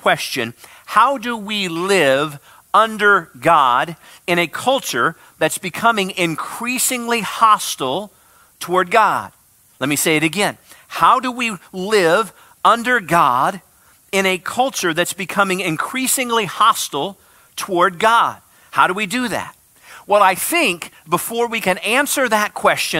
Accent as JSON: {"language": "English", "region": "Midwest", "country": "United States", "said": "where I come from the Midwest"}